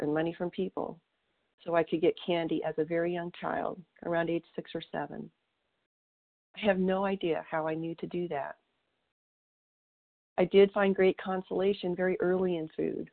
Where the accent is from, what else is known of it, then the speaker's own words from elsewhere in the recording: southern Colorado, United States; moved away as an adult; also born or lived in Wyoming / Oklahoma; my hometown in southern Colorado